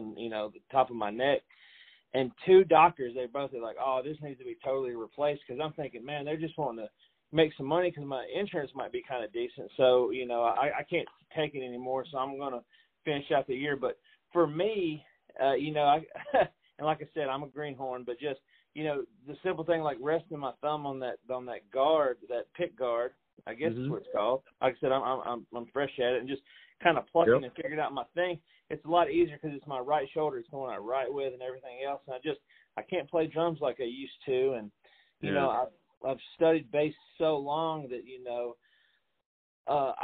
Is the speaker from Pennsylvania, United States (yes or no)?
no; Middle Tennessee, United States; I'm from Middle Tennessee